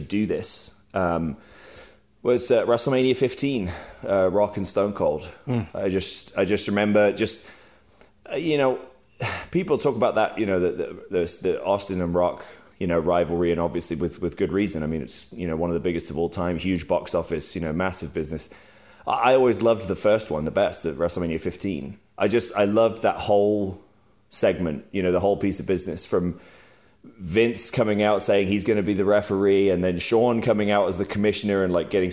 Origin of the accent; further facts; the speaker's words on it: England, United Kingdom; I'm English. I grew up in England.